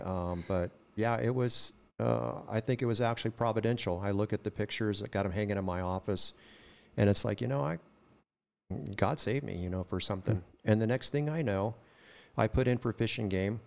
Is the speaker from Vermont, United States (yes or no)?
no; Oildale, California, United States; born or raised there; also born or lived in Kern County